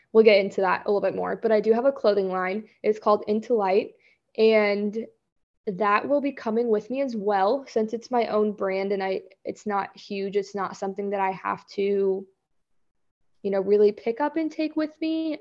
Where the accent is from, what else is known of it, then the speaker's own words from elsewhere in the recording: Kansas, United States; also born or lived in Florida / Seattle; I, born and raised in Kansas, have lived here almost my entire life